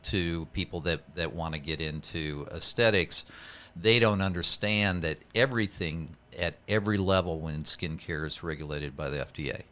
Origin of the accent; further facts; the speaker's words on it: Iowa, United States; I grew up in the Midwest in Iowa